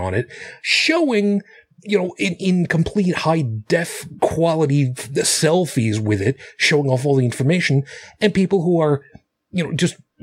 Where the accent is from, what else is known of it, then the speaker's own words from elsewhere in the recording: New York City, New York, United States; my hometown